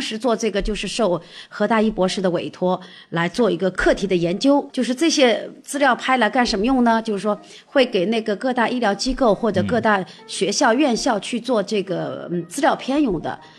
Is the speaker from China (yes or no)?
yes; China; 我们中国人常常说家丑不可外扬